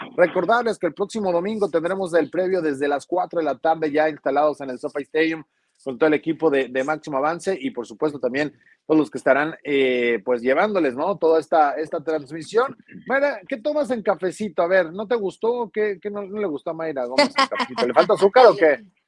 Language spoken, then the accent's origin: Spanish; Mexico; somos mexicanos